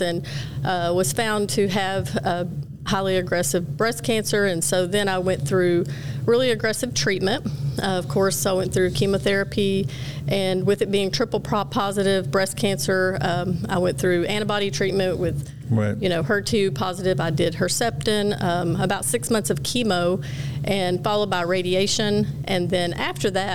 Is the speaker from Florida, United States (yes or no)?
no; Gainesville, Texas, United States; I'm born and raised just north of Dallas in a very small town of about 16,000 people